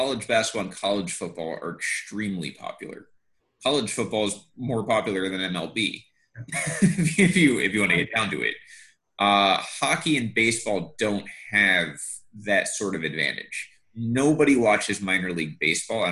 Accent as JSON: {"language": "English", "region": "Northeast", "country": "United States", "tie": "born or raised there", "also_born_or_lived": "the South (US)", "moved": "yes", "lives_now": "the South, United States", "said": "that was the biggest problem growing up in the North"}